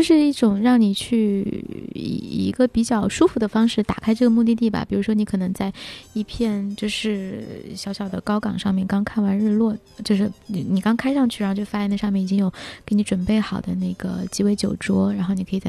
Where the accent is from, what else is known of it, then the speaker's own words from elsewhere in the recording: the South, southern China, China; 我是南方人，